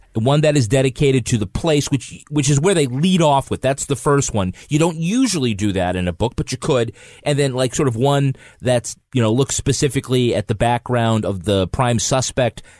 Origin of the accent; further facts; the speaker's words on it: United States; I'm American